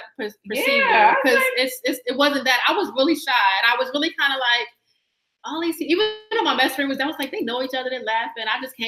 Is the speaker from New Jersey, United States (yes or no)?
no; Newport News, Virginia, United States; also born or lived in Baltimore / Florida / Atlanta; now in New York, United States; So I'm a Southern girl. I'm originally from Virginia, from Newport News 757.